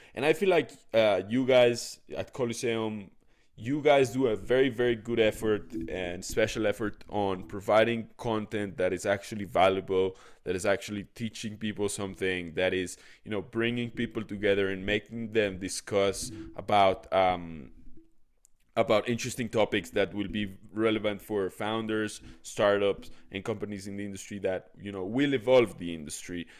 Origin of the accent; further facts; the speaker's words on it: Mexico City, Mexico; moved away; also born or lived in Israel; I was born in Mexico City, then I went to Israel, then I came back